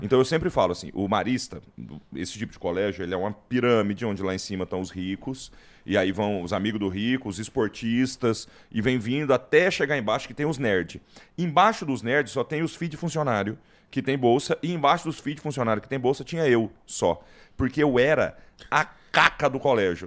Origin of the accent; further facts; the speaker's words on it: Goiás, Brazil; eu sou de Goiás